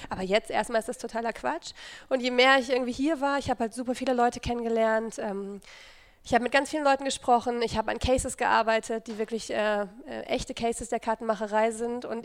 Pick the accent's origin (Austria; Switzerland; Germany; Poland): Germany; Dortmund, North Rhine-Westphalia; ich komme ähm, aus Dortmund